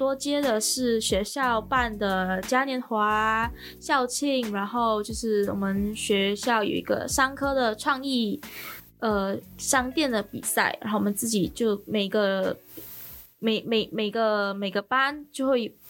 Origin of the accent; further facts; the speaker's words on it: Malaysia; moved away as an adult; now in Taiwan; 我来自马来西亚。